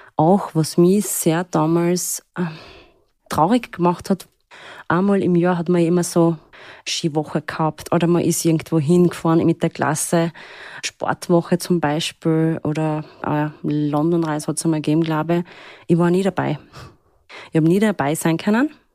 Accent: Upper Austria, Austria; first language Turkish; German is a second language; moved away as an adult; now in Graz, Austria; Ich bin in Oberösterreich aufgewachsen, völlig in der Pampa

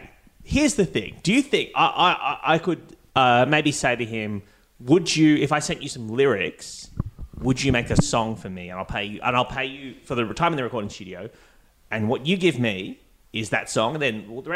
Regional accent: Australia; I'm from Australia.

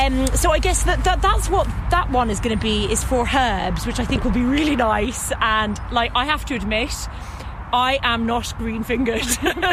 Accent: London, United Kingdom; now in Limerick, Ireland; as you can tell by my accent, I grew up in London City. I never had access to these types of things.

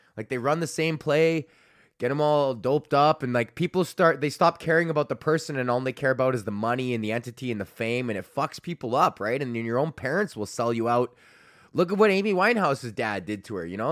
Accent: Canada

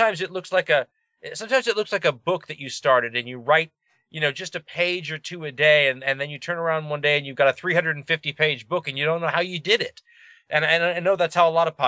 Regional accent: United States; I'm from that part of the country where the border is

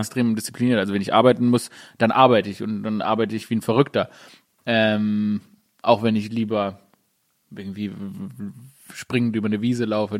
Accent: Stuttgart, Baden-Württemberg, Germany; moved away; ich bin wirklich in Stuttgart Downtown aufgewachsen

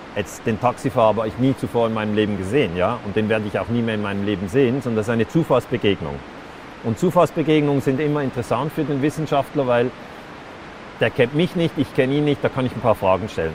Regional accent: Switzerland; bei uns in der Schweiz, auch ein christliches Land

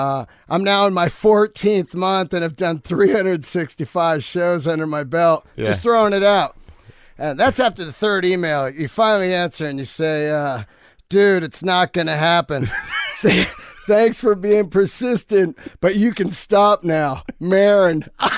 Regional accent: San Francisco, California, United States; moved away; also born or lived in Yosemite / Marin County / Sonoma County; I grew up in the Bay Area.

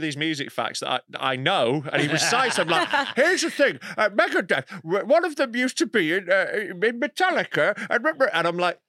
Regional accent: Leeds, Yorkshire and the Humber, United Kingdom; in my hometown.

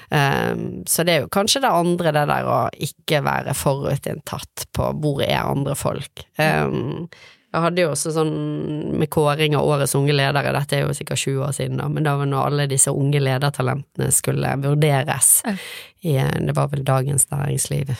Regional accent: Bergen, Vestland, Norway; Jeg vokste opp på Tertnes eh, i Åsane

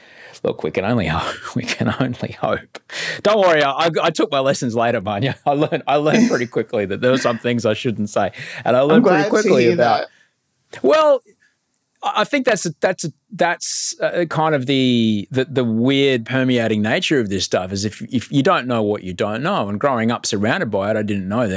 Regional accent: Brisbane, Queensland, Australia; growing up in Queensland under Bjelke Petersen

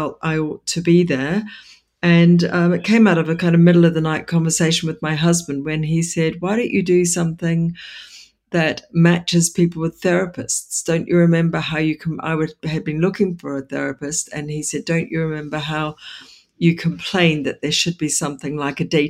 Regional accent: New Zealand; now in London, United Kingdom; I'm originally from New Zealand

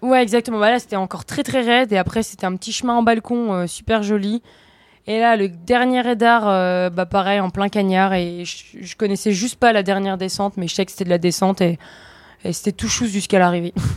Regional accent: Vosges, Grand Est, France; now in Savoie, France; je suis originaire des Vosges. Et euh, ça fait quelques années que j'habite en Savoie, euh, en dessous Courchevel

